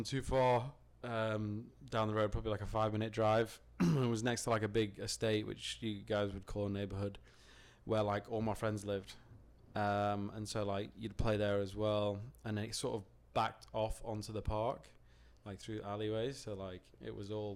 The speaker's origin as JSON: {"language": "English", "town": "Stockport", "region": "North West England", "country": "United Kingdom", "tie": "born or raised there", "moved": "yes", "lives_now": "United States", "said": "I am from Hazelgrove, which is in Stockport in South Manchester"}